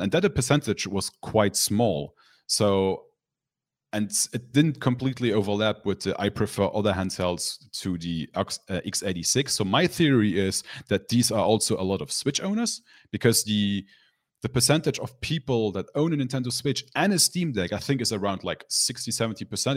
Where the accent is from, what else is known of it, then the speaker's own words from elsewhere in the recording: Luxembourg; my hometown, I live in Luxembourg, so a lot of people in my hometown, which is a small country